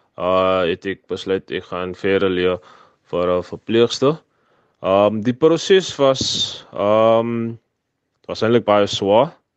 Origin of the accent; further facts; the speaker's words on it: Kuils River, Western Cape, South Africa; also born or lived in Ravensmead; Ek is van Ravensmead. Ek was hier gebore, maar ons het getrek Kilsrivier, Silversands toe. Waar ek daar opgegroei het, ek het skool gegaan